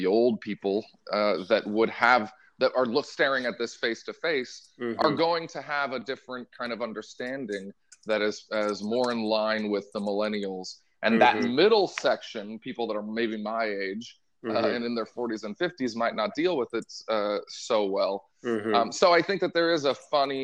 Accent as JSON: {"language": "English", "town": "Portland", "region": "Oregon", "country": "United States", "tie": "born or raised there", "said": "I grew up in Portland, Oregon"}